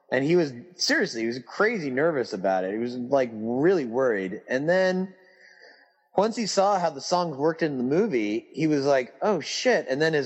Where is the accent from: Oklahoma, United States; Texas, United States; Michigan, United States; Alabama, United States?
Texas, United States; when I was growing up in Texas